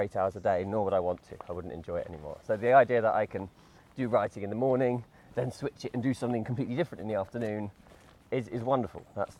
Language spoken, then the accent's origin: English; between Brighton and Hastings, south coast of England, South East England, United Kingdom; moved away as an adult; now in Nottingham, United Kingdom; I grew up near Brighton, between Brighton and Hastings on the south coast of England. Mm-hmm. I've been here since 2004, though, so it's been longer here now than I was ever down south.